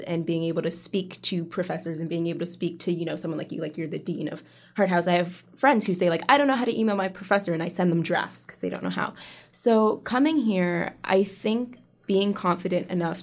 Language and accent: English; Pickering, Ontario, Canada